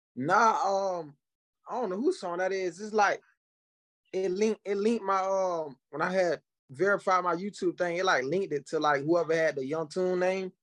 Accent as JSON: {"language": "English", "region": "Florida", "country": "United States", "said": "I'm from Florida. I'm from, uh, I'm from a, I'm small town in Florida country, boy"}